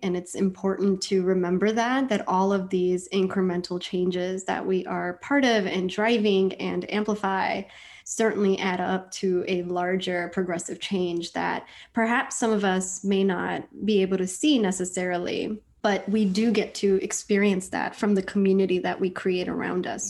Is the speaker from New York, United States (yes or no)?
yes; New York City, New York, United States; also born or lived in India; I grew up in Washington Heights, New York